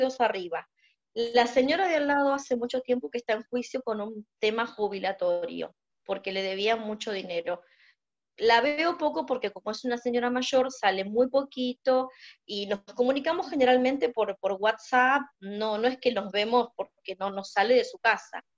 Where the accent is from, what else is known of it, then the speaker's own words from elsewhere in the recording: Buenos Aires, Argentina; moved away as an adult; now in Mar del Plata, Argentina; vivo en Argentina, en Buenos Aires viví hasta mis 52 años.